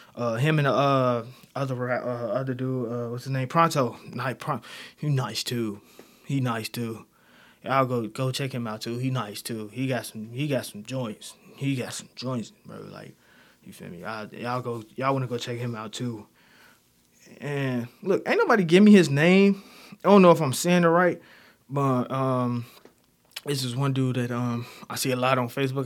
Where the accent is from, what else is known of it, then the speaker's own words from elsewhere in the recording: Chicago, Illinois, United States; I'm, I'm from Chicago, alright? West side of Chicago, Londown area, you know, K-Town, uh, I'm from over there, I was raised there